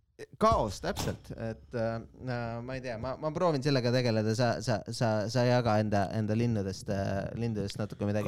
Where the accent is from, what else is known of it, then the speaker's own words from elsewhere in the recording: Estonia; me oleme eestlased